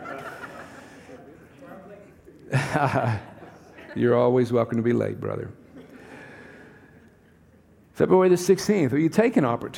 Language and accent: English; the South, United States; accent: southern; now in California, United States; I come from the southern part of the United States